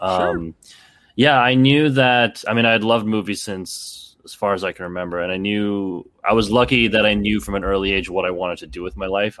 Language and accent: English; Canada; also born or lived in Toronto; I grew up in a small town, so I'm from Canada, actually, um, and, uh, I had moved to Toronto, um, in my late teens